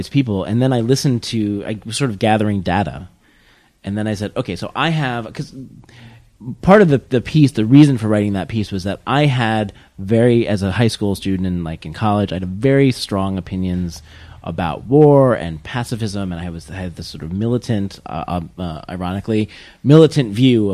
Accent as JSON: {"language": "English", "area": "Warren County", "region": "New Jersey", "country": "United States", "tie": "born or raised there", "said": "I'm from New Jersey"}